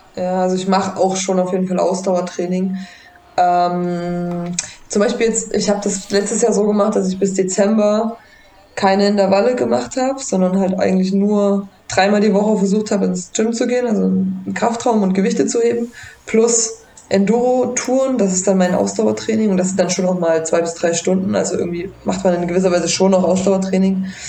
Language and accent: German; Germany; bei uns in Deutschland